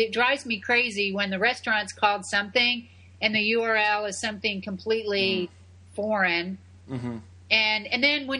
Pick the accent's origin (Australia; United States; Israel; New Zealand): United States; Tampa, Florida; And it's in my hometown of Tampa.